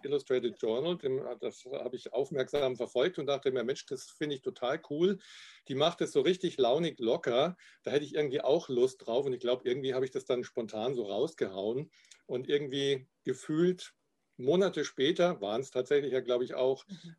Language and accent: German; Garmisch-Partenkirchen, Bavaria, Germany; accent: Upper Bavarian; now in Cologne, Germany; meine alte Heimat Garmisch-Partenkirchen